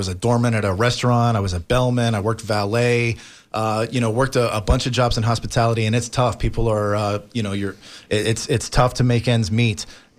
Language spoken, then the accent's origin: English; Leesburg, Florida, United States; also born or lived in Pittsburgh; now in Miami, United States; I grew up in Leesburg, Lake County.